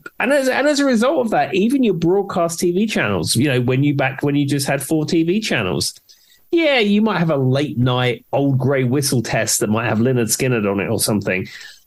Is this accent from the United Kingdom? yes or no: yes; England, United Kingdom; moved away as an adult; now in United States; growing up in England, zero exposure to country music.